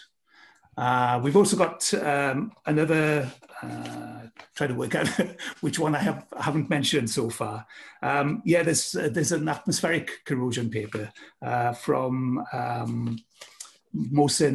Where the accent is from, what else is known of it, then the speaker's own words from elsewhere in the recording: United Kingdom; moved away; my home country, UK